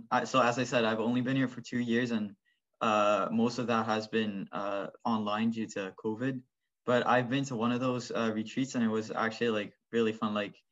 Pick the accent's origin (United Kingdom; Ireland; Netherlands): Netherlands; now in Oakville, Canada; I came from the Netherlands where I played the violin and where I was kind of in a similar type of orchestra.